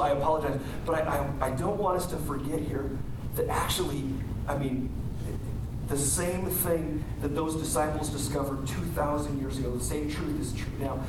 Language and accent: English; United States; as American Christians